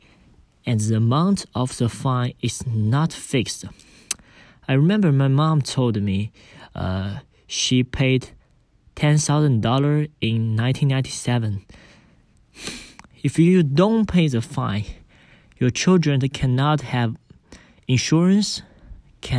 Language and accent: English; Wenzhou, Zhejiang, China; I come from Wenzhou.